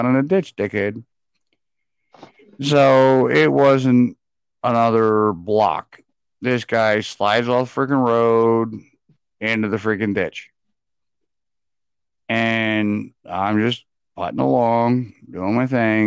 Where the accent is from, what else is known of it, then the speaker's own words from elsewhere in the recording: Pennsylvania, United States; moved away; also born or lived in Texas; I was raised in Pennsylvania. I ain't from Texas